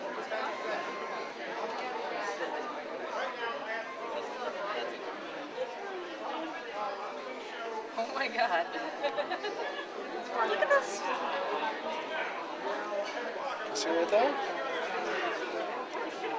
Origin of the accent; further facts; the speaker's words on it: Ireland; being Irish